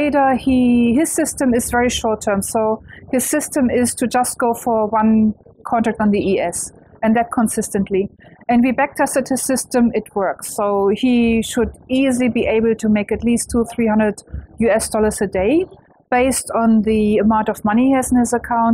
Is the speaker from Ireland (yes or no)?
no; Germany; English is a second language; moved away as an adult; now in Australia; I am German, though. That's what you most probably wonder about my accent. But I live in Australia for a very long time.